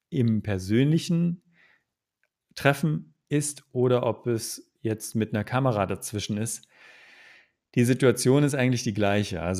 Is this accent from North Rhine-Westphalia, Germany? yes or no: no; Magdeburg, Saxony-Anhalt, Germany; also ich komme ja aus ursprünglich aus Magdeburg. Das ist äh, im Osten Deutschlands.